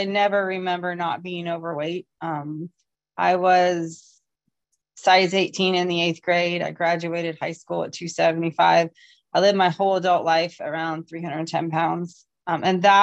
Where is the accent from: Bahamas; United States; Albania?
United States; Ohio; I am from Ohio.